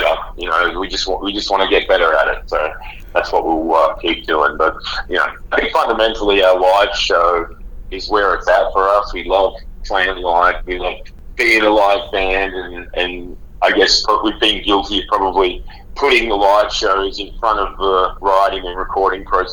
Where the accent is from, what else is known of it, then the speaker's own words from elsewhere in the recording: Australia; a bunch of kids growing up in Australia